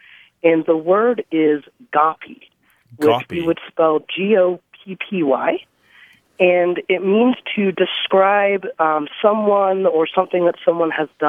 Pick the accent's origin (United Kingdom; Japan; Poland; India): United Kingdom; England; born there; also born or lived in United States; I was born in England, so I have this weird dialect of Jewish